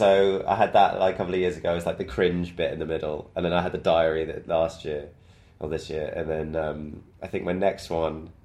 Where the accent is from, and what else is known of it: Bristol, South West England, United Kingdom; moved away